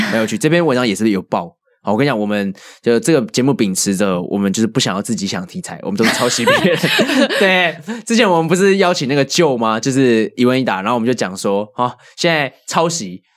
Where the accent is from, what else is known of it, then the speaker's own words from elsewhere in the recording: Taipei, Taiwan; 我觉得有一部分是因为我从小生活在这里